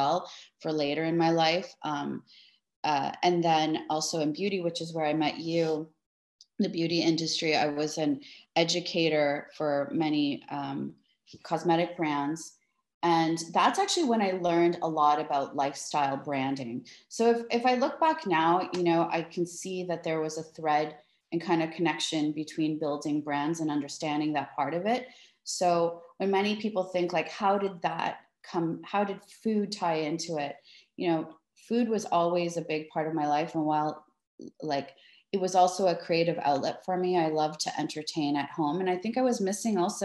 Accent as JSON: {"language": "English", "town": "Toronto", "region": "Ontario", "country": "Canada", "tie": "born or raised there", "moved": "yes", "lives_now": "Miami, United States", "said": "am born and raised in Toronto. Both my parents are of Greek descent."}